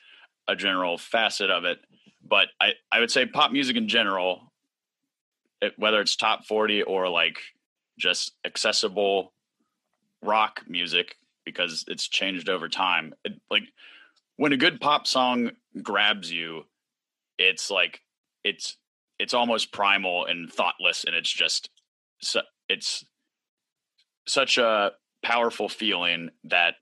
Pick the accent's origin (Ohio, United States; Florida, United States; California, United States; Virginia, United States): Virginia, United States; Norfolk; now in Philadelphia, United States; I grew up in Norfolk, Virginia